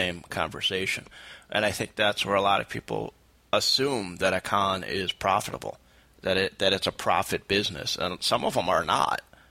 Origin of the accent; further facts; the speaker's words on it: Saratoga Springs, New York, United States; I work with a shelter organization down in my hometown, Saratoga Springs